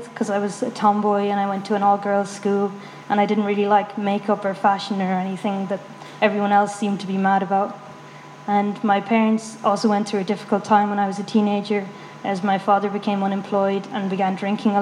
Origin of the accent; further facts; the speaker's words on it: Galway, Connacht, Ireland; moved away as an adult; now in Dublin, Ireland; I'm originally from Galway, but I've been in Dublin for 1 year